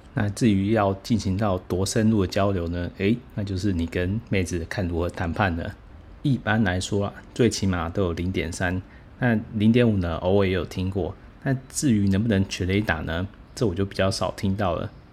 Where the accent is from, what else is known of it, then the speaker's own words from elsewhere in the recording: Taiwan; 我不是韩国人，我是台湾人